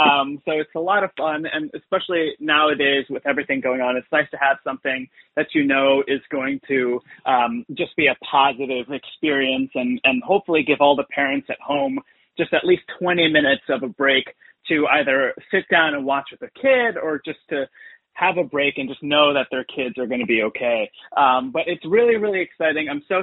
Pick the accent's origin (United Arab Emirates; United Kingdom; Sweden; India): United Arab Emirates; Dubai; born there; whenever anybody finds out that I was born in Dubai or I tell them that I was born in Dubai, I have to preface or and say like, listen, when I was born there, it was a very different Dubai.